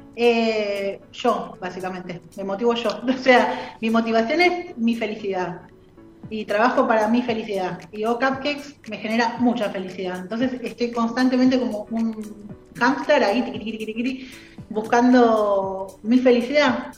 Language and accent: Spanish; Buenos Aires, Argentina; moved away as an adult; also born or lived in La Plata; yo soy de Capital